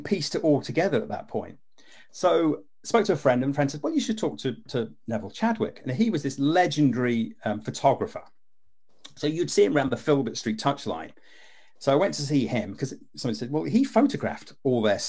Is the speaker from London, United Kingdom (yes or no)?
no; Leicester, East Midlands, United Kingdom; also born or lived in Wigston; I'm actually from Leicester. And when I was a kid, we used to live in Wigston